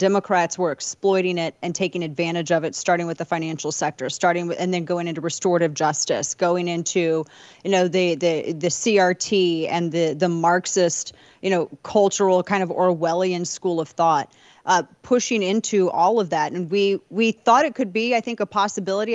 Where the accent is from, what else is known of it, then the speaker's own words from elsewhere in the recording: St. Louis, Missouri, United States; my hometown, Saint Louis